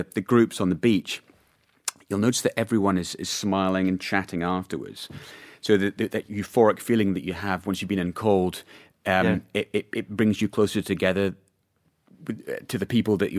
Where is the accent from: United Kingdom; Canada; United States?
United Kingdom; Scotland; I mean, I'm, you know, born and raised in Scotland, so I guess it's in the blood there.